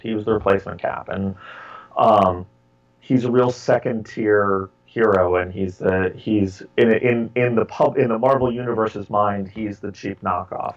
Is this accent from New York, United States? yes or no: yes; New York, United States; I grew up in New York